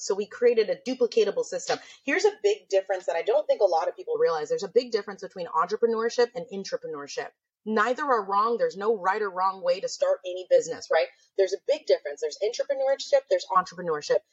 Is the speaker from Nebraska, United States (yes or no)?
yes; Nebraska, United States; moved away as an adult; now in California, United States; I'm from Nebraska.